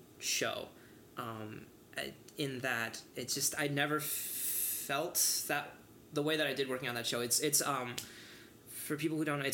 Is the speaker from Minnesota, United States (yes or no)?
yes; Northfield, Minnesota, United States; also born or lived in Beijing, China; Chinese American is interesting, because on one hand, there really were moments growing up in Northfield and going to school where I sort of forgot that I was different